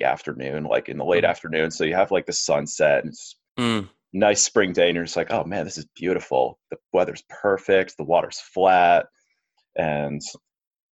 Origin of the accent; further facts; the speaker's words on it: Providence, Rhode Island, United States; growing up in Providence